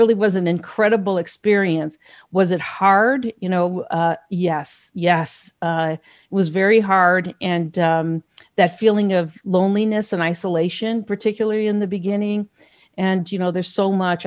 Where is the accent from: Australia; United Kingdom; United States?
United States; Gary, Indiana; I grew up in Gary, Indiana.